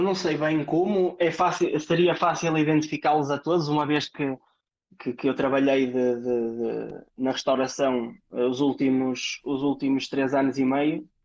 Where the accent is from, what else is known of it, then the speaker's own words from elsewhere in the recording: Leça da Palmeira, Porto District, Portugal; moved away as an adult; now in Luxembourg; sou de Leça da Palmeira, portanto, ali mesmo ao lado, uh, moro mesmo ao pé da praia